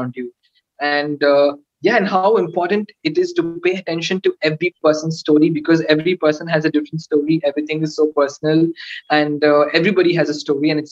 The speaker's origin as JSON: {"language": "English", "town": "Coimbatore", "region": "Tamil Nadu", "country": "India", "tie": "born or raised there", "said": "my hometown"}